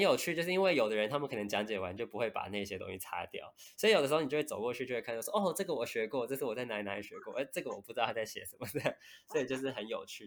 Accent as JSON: {"language": "Chinese", "region": "Taipei", "country": "Taiwan", "tie": "born or raised there", "said": "我算是土生土长的台北人这样"}